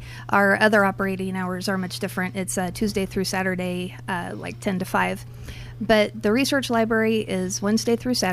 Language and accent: English; Gardnerville, Nevada, United States; also born or lived in Carson City, Nevada; when I was about 10 years old, I was brought to Gardnerville, and I grew up in Gardnerville and went to school there